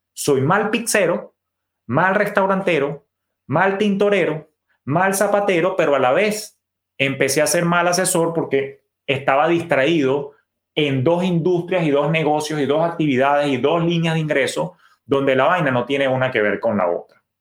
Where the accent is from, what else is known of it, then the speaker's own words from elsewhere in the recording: Venezuela; mi papá, que era oriundo del oriente, de mi país natal, Venezuela, de Maturín